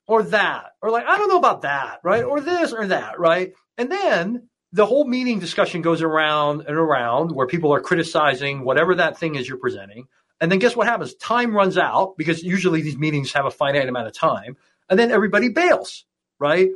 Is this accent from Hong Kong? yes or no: yes; Hong Kong; I grew up in Hong Kong